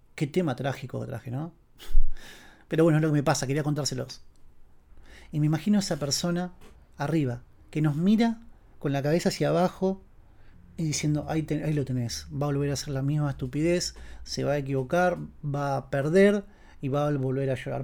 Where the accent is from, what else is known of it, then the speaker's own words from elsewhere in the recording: Castelar, Buenos Aires Province, Argentina; mi pueblo natal, mi pueblo como si fuese un campo, en realidad es Castelar.